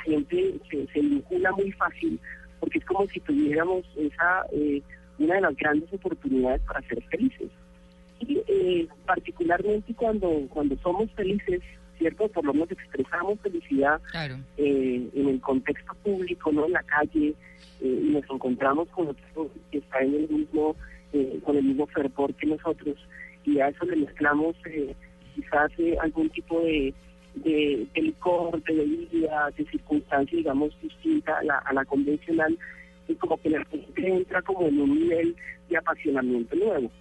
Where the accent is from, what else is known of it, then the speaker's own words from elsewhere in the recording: Colombia; como patriotas, como colombianos